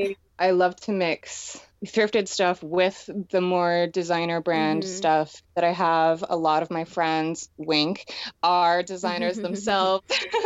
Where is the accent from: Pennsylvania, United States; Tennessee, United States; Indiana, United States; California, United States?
Pennsylvania, United States; Schwenksville; also born or lived in Connecticut; Yeah, I grew up in Schwenksville, Pennsylvania.